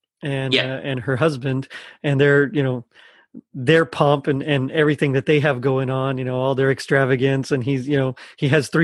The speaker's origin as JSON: {"language": "English", "country": "United States", "said": "I'm just an American."}